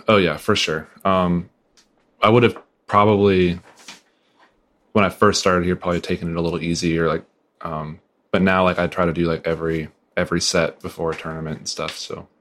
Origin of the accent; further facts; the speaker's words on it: Northwest Pennsylvania, United States; I grew up in Northwest PA